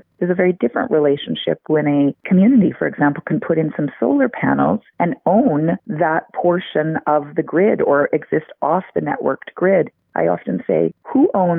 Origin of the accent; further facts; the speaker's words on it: Alberta, Canada; I'm actually from Alberta originally, and now I teach at the University of Alberta